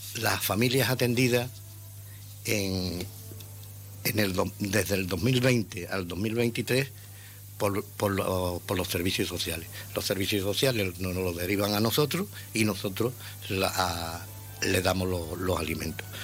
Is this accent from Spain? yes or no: yes; Ceuta, Spain; yo soy ceutí de nacimiento y, y criado aquí en Ceuta